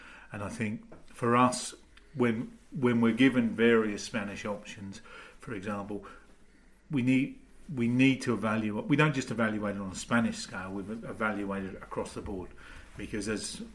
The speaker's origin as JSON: {"language": "English", "country": "Australia", "moved": "yes", "lives_now": "United Kingdom", "said": "being Australian"}